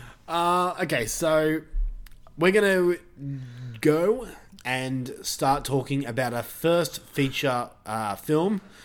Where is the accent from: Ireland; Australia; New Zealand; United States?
Australia; accent: Australian; my Australian accent